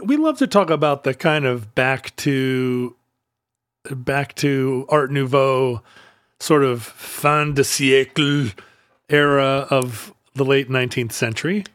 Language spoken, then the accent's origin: English; United States; I'm an American